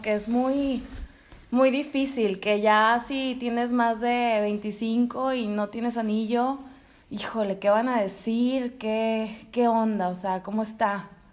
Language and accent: Spanish; Monterrey, Nuevo León, Mexico; also born or lived in Spain; soy regia, ya adoptada también, nací en España, pero ya llevo toda mi vida aquí en Monterrey